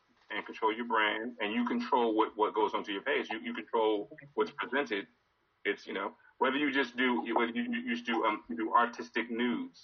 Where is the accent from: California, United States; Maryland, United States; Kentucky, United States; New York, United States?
Maryland, United States; Baltimore; moved away as an adult; now in Takoma Park, United States; I'm from Baltimore. I've been in Tacoma Park for a year, but I've been from Baltimore. I'm from around the way